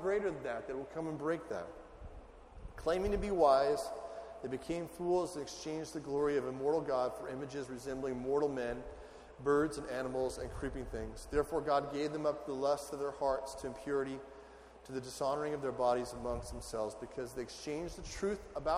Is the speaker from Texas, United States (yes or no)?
no; California desert, United States; moved away as an adult; now in Ohio, United States; I'm from California in the desert. I felt like at age 18, I'd done all the sweating I need to do for the desert.